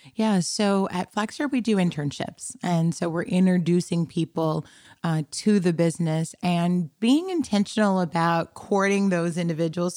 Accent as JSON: {"language": "English", "town": "Tucson", "region": "Arizona", "country": "United States", "tie": "born or raised there", "also_born_or_lived": "Compton, California", "said": "we traversed from Compton, California, which was ninety-nine point nine nine percent black to Tucson, Arizona, which was ninety-nine point nine nine percent white, um, and grew up there, uh, in Tucson"}